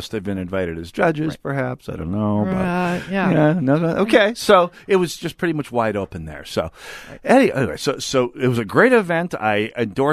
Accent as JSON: {"language": "English", "region": "North Dakota", "country": "United States", "moved": "yes", "said": "I'm from North Dakota originally"}